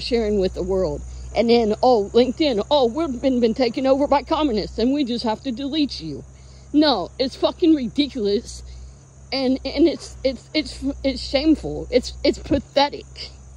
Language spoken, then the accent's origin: English; United States; I'm an American